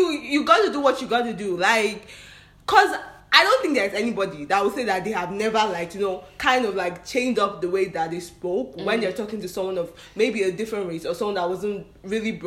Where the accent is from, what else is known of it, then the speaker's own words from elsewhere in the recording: Nigeria; now in United States; we came from Nigeria, where everybody looks like you